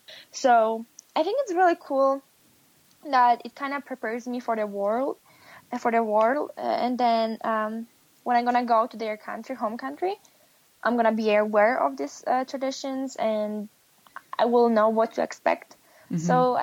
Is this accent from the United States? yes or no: no; Poland; English is a second language; did not have that great breakfast like we do in Poland. So that's probably the biggest one that I'm missing from Poland.